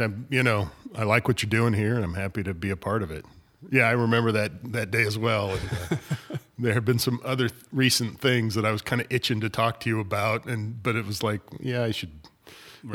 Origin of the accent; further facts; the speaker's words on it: Idaho, United States; as a 17, 18 year old growing up in Idaho.